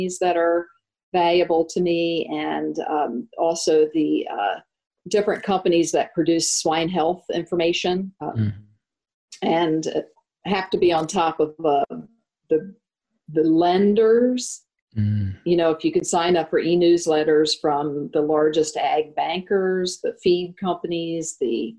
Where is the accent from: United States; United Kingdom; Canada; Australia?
United States; as an American